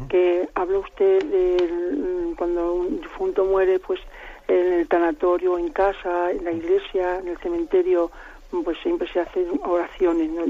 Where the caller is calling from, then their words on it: Salamanca, Castile and León, Spain; de Salamanca.